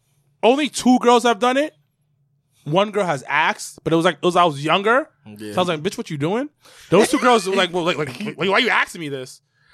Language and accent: English; Haiti; I'm from Haiti.